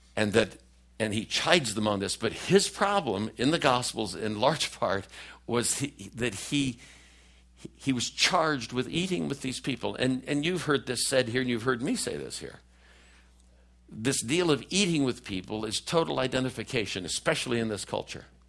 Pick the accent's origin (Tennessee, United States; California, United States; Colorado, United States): California, United States; Oakland; moved away as an adult; also born or lived in Washington, D.C.; I'm a kid from East Oakland, California